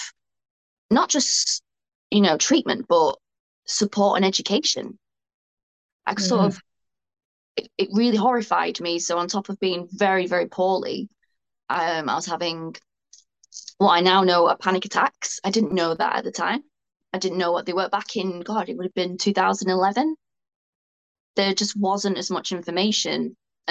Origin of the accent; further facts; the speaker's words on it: Bolton, North West England, United Kingdom; where I'm from Bolton